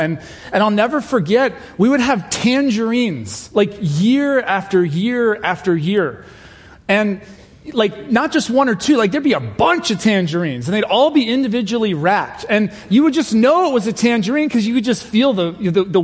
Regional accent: England, United Kingdom; I was born in England and my family is British

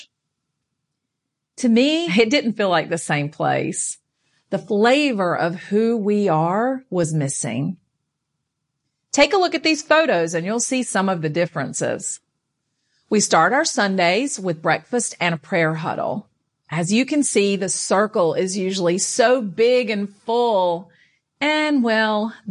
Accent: North Carolina, United States; I grew up in North Carolina going to church with my Nana

